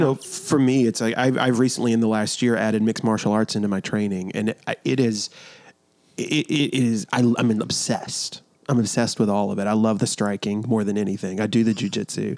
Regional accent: New York, United States; now in South Carolina, United States; we're from New York

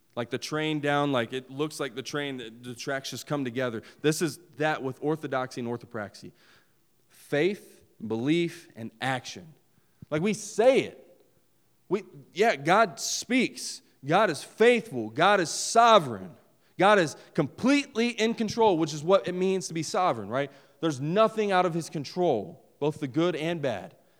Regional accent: West Virginia, United States; I'm from West Virginia.

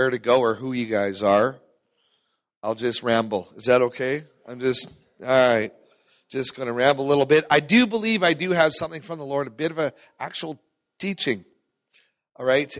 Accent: Terrace, British Columbia, Canada; I grew up in Terrace, British Columbia

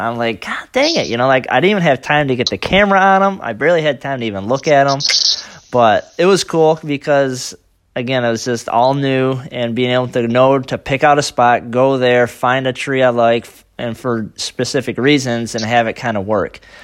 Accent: Michigan, United States; I'm from Michigan

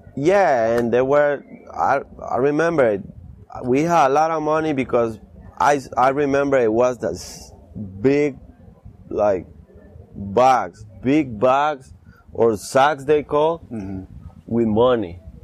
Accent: Guápiles, Limón, Costa Rica; moved away; I grew up there

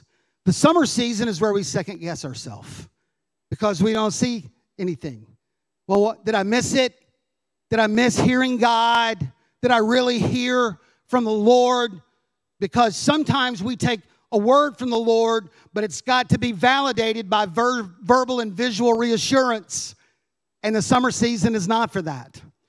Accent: Kentucky, United States; We came from Kentucky. We were on the border of Indiana. Lots of farms.

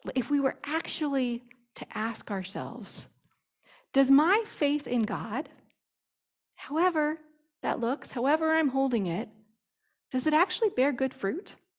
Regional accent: United States; as an evangelical Christian, as an American Christian

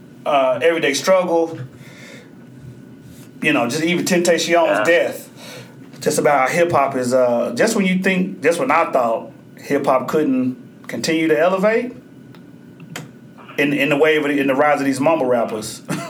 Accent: Oklahoma, United States; I grew up in Oklahoma

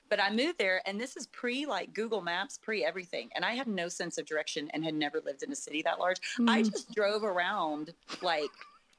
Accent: San Angelo, Texas, United States; moved away as an adult; When I moved to Houston, I moved from West Texas, not very big town, San Angelo, Texas, to Houston, you know, with 8 million people.

